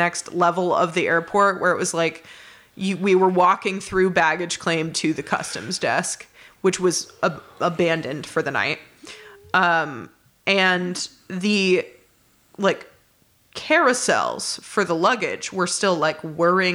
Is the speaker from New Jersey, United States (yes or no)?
no; Indiana, United States; I'm from Indiana.